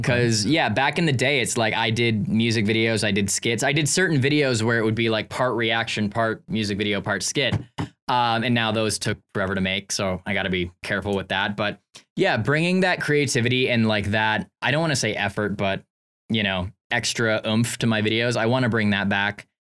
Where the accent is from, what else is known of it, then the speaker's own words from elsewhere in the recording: Canada; I'm from Canada